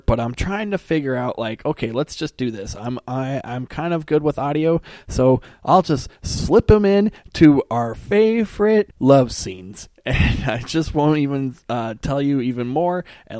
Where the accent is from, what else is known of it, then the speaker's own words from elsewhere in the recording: United States; as an American